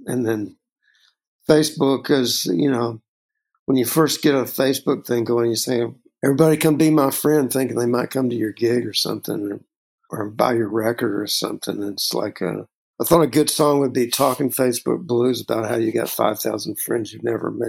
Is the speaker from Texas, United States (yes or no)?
yes; Texas, United States; a composite kind of character for me growing up in Texas.